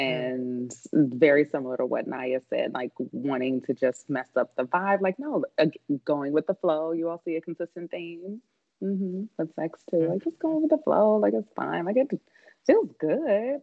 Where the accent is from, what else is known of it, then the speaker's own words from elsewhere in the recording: Kansas City, Missouri, United States; my hometown from Kansas City